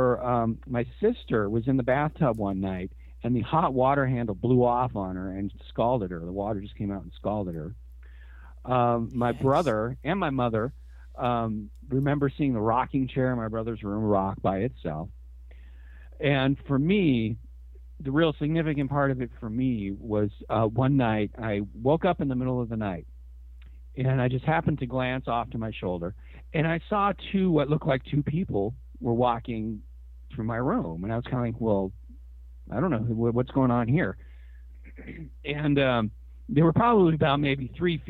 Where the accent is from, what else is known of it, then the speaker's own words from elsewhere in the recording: Washington, United States; also born or lived in Seattle area; Born and raised in Washington, and yeah, pretty much. I mean, we moved up here into the Seattle area when I was 11 years old.